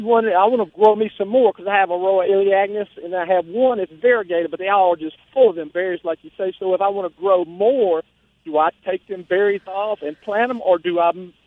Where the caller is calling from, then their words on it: Moselle, Mississippi, United States; I'm calling from Mosley of the Free State of Jones.